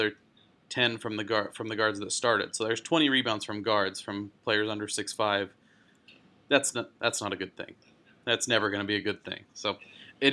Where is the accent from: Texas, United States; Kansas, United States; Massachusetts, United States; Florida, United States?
Texas, United States; Plano; I am from Dallas originally, born and raised in Plano, Texas, just north of Dallas